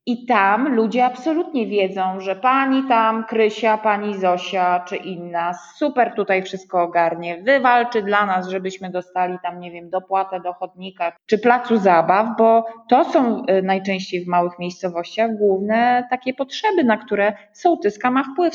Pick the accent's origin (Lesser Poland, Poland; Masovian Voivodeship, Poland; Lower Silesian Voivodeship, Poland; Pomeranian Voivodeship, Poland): Pomeranian Voivodeship, Poland; Słupsk; also born or lived in Warsaw; jestem dziewczyną ze Słupska, nie wiem, chodziłam do normalnej podstawówki